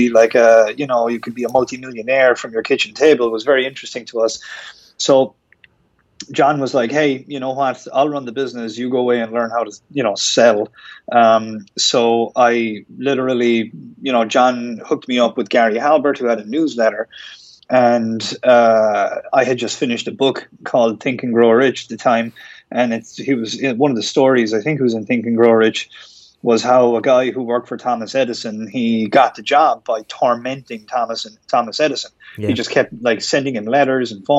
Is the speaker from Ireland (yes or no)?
yes; Ireland; moved away as an adult; also born or lived in Miami Beach; I'm from Ireland. If you haven't guessed from my accent